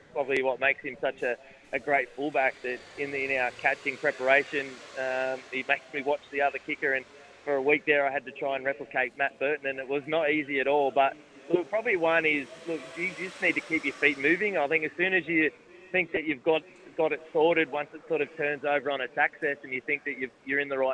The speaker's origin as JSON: {"language": "English", "town": "Sydney", "region": "New South Wales", "country": "Australia", "tie": "born or raised there", "said": "I grew up in Sydney and grew up around rugby league"}